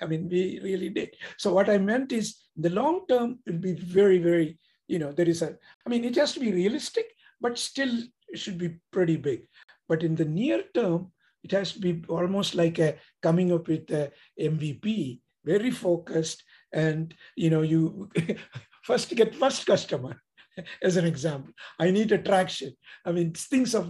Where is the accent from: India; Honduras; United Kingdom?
India; moved away as an adult; now in United States; we came from India. My kids are born here.